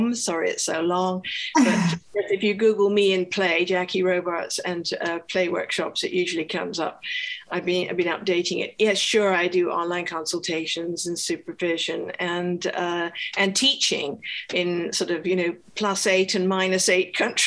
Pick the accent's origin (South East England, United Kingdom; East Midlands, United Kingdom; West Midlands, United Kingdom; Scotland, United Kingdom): Scotland, United Kingdom; I was from Scotland.